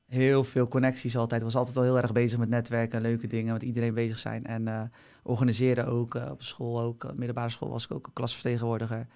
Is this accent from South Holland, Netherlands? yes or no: yes; Barendrecht, South Holland, Netherlands; ik kom dus uit Barendrecht